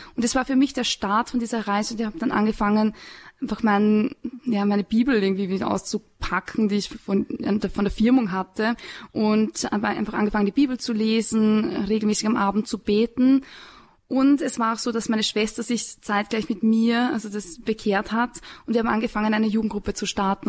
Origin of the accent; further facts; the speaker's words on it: Upper Austria, Austria; now in Salzburg, Austria; ich komme aus Oberösterreich, ich komme vom Land